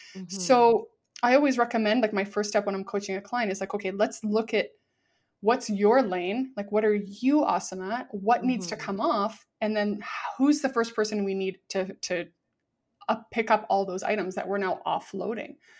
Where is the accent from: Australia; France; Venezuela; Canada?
Canada; Vancouver, British Columbia; I'm from Vancouver, Canada